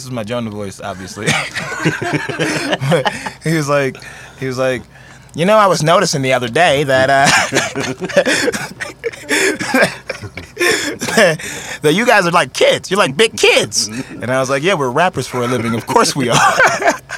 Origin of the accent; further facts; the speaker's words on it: East St. Louis, Illinois, United States; now in Oregon, United States; I'm from St. Louis, but I'm from the Illinois side